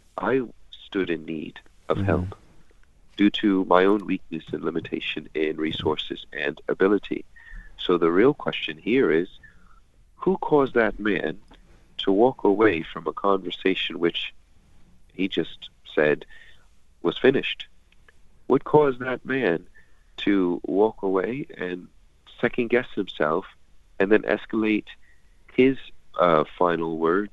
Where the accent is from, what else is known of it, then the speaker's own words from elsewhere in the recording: United States; I'm American